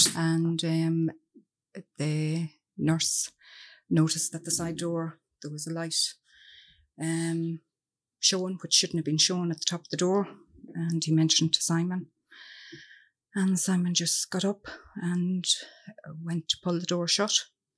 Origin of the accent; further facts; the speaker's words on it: Cavan, Ulster, Ireland; Okay. Well, as I said … And I'm from Cavan. And I'm delighted to be down here with you.